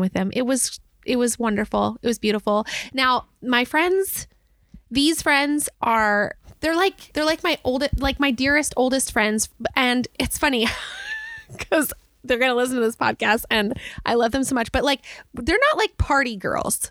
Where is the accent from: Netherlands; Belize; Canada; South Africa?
Belize; moved away; the home I grew up in in Belize